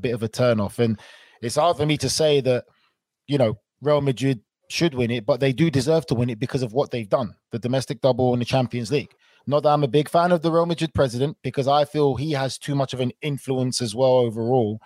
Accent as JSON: {"language": "English", "country": "United Kingdom", "said": "I'm British"}